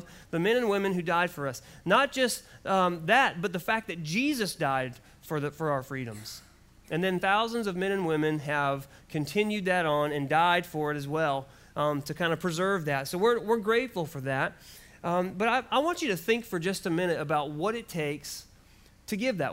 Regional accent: United States; I'm so glad for the freedoms that I have as an American

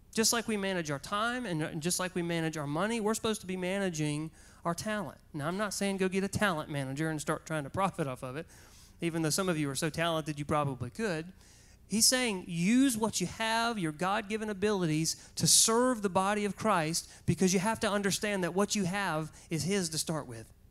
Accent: Goldsboro, North Carolina, United States; back to Goldsboro just so I could show her my hometown, show her where I went to high school

